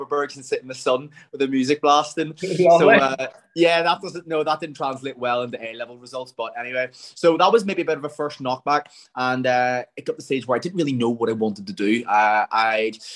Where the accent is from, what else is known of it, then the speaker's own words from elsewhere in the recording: Templepatrick, Northern Ireland, United Kingdom; I grew up in Temple Patrick. Anyone who doesn't know, it's about 15 minutes outside of Belfast